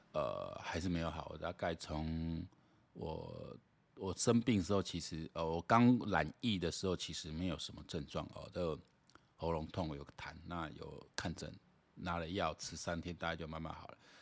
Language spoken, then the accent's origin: Chinese; Taiwan; 我讲台湾人啊，大家拢有这个共识